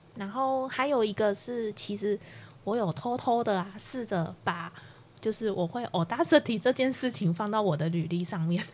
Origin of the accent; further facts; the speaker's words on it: Kaohsiung, Taiwan; 身为高雄人的，我